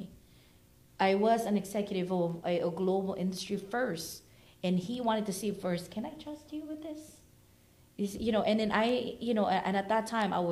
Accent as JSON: {"language": "English", "country": "Philippines", "tie": "born or raised there", "also_born_or_lived": "Oakland, California", "moved": "yes", "said": "I was born and raised in the Philippines, moved here in Oakland"}